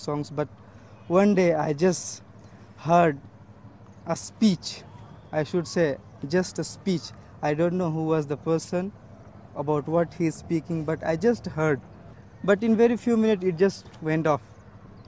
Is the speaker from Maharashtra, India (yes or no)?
no; Jharkhand, India; now in Mizoram, India; I belong to the state of Jharkhand